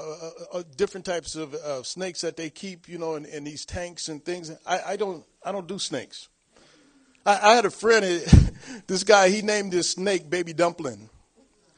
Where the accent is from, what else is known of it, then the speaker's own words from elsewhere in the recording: Long Beach, California, United States; moved away as an adult; I was born and raised in Long Beach, California.